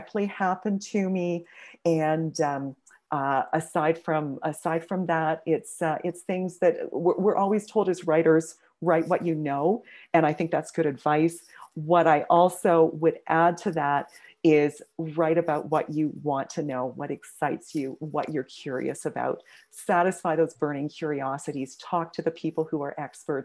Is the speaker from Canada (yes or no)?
yes; Kingston, Ontario, Canada; first language English; now in Edmonton, Canada; I was born in Kingston, but grew up in a farming community just outside of there